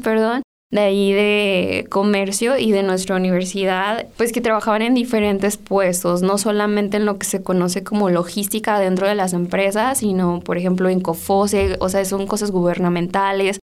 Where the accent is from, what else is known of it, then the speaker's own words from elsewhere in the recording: Salvatierra, Guanajuato, Mexico; Yo soy de Salvatierra